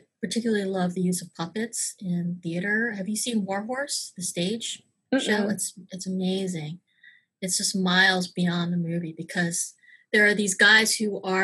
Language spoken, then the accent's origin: English; Maryland, United States; moved away as an adult; also born or lived in New York / Los Angeles / Florida; I grew up in the suburbs of Maryland